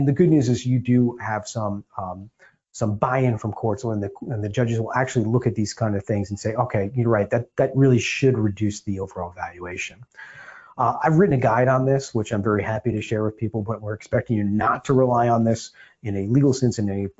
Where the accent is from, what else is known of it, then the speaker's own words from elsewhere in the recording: New Jersey, United States; I grew up in North Jersey